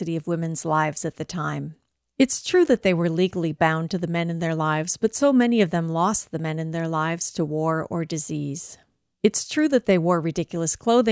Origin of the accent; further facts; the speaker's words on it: Santa Cruz, California, United States; my hometown of Santa Cruz